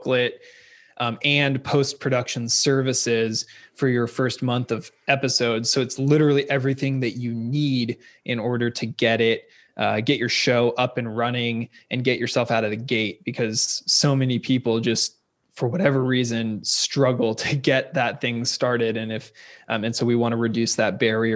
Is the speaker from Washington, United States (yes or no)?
yes; Seattle, Washington, United States; moved away as an adult; now in California, United States; I'm originally from Seattle, Seattle, Washington area. I went to University of Washington and then moved to California after college to row